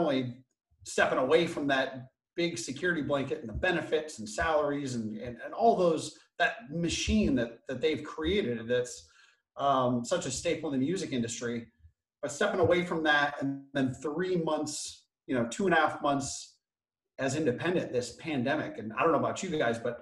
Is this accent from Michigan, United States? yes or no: yes; Flint, Michigan, United States; now in Los Angeles, United States; I grew up on the free lunch program. I was born in Flint, Michigan.